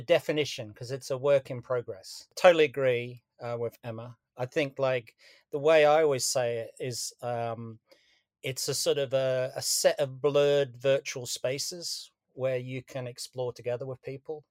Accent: Australia; moved away; I'm Australian originally

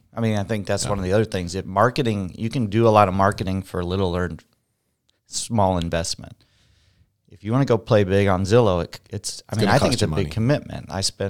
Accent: Perry, Iowa, United States; I'm from Perry, Iowa.

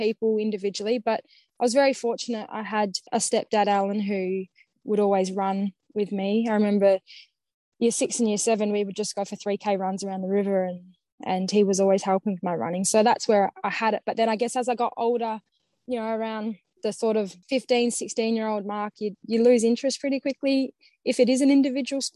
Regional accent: Perth, Western Australia, Australia; also born or lived in Bunbury; I would have been 8 years old, I think year four. So my parents divorced, and then we moved from Bunbury to Perth.

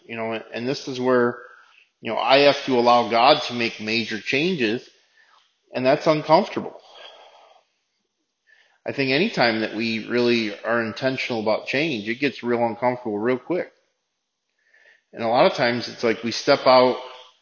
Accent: United States; as an American

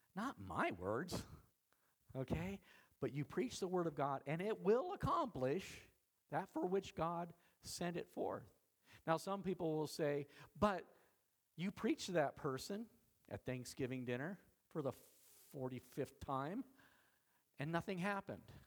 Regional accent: Idaho, United States; I'm from Idaho

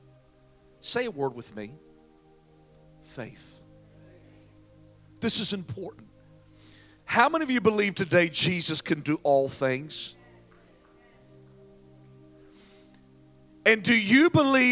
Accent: Falcon, North Carolina, United States; I grew up in Falcon, North Carolina

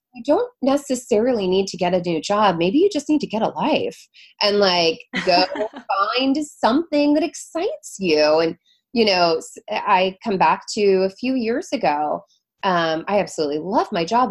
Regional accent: Seattle, Washington, United States; moved away as an adult; also born or lived in Florida / San Diego; now in New York City, United States; I'm from Seattle originally, born and raised

